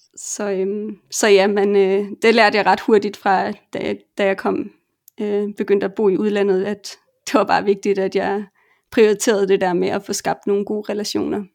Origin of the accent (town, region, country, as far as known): Denmark; moved away